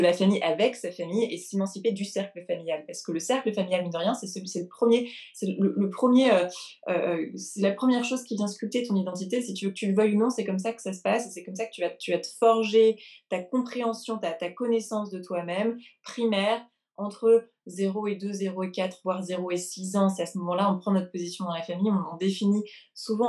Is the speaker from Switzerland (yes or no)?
no; France; also born or lived in England / London; now in New York, United States; J'ai grandi en France, puis en Angleterre. J'ai fait mes études en Angleterre. Aujourd'hui, j'habite à New York.